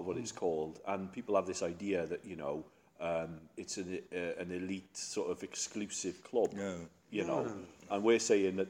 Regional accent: South Wales Valleys, United Kingdom; moved away; as a Welsh Valley boy

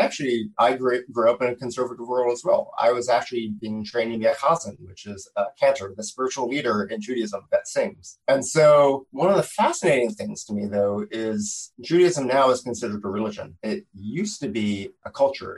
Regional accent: Philadelphia, Pennsylvania, United States; in Philadelphia when I was growing up

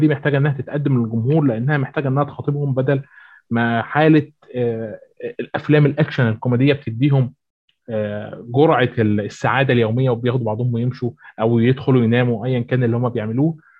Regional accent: Egypt; هنا عندنا في مصر

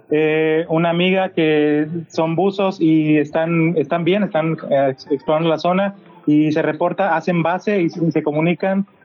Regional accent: Guerrero, Mexico; now in Monterrey, Mexico; Yo vivo en Monterrey y soy de Guerrero.

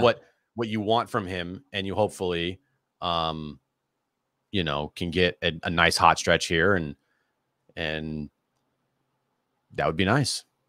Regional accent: Sonoma County, California, United States; I was born in Sonoma County

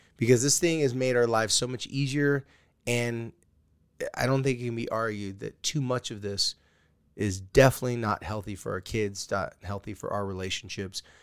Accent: California, United States; I'm a surfer from California

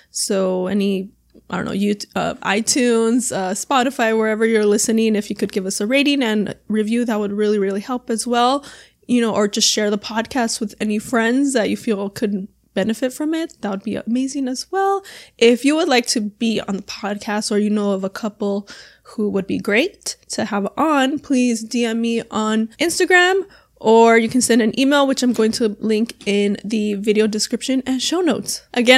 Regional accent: Arizona, United States; also born or lived in Los Angeles / San Diego / Orlando; now in Miami, United States; I'm originally from like Arizona. But I've lived in LA, San Diego, Orlando, now in Miami. So I've lived on both coasts.

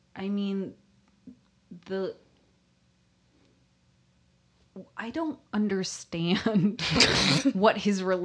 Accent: Chicago, Illinois, United States; I'm from Chicago

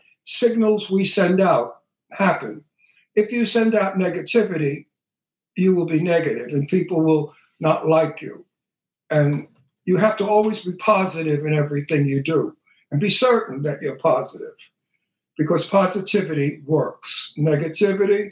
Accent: New York City, New York, United States; accent: Brooklyn; I'm from Brooklyn. I'm Italian

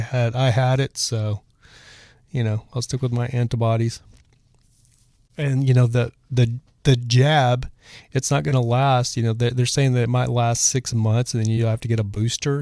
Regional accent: Texas, United States; I'm from Texas

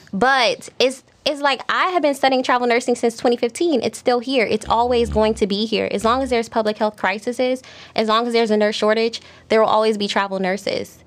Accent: Miami, Florida, United States; I'm from Miami

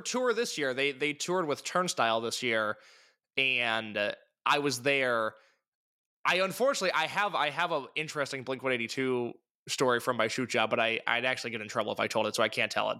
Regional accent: Midwest, United States; I'm from the Midwest.

